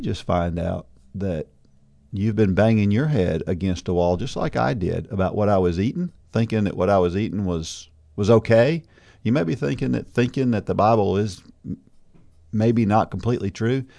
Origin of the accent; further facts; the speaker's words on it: New Jersey, United States; moved away; I was born in New Jersey.